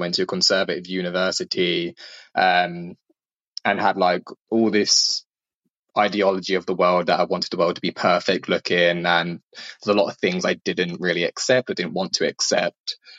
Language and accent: English; Dunstable, East of England, United Kingdom; moved away as an adult; now in London, United Kingdom; originally from England, stayed in England, never moved, only when I go on holiday. I was born in a small town called Dunstable, which is just outside of London. London is where I currently reside